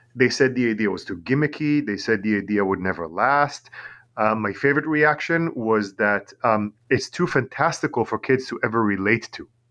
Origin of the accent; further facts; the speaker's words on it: Tel Aviv, Tel Aviv District, Israel; English is a second language; also born or lived in New York, United States; now in Long Island, United States; I'm originally from Tel Aviv in Israel.